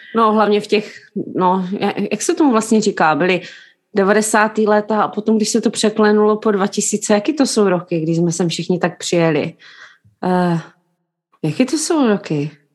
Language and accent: Czech; Jeseník, Olomouc Region, Czechia; now in London, United Kingdom; jsme v Londýně, ale pocházíme obě dvě z Jeseníku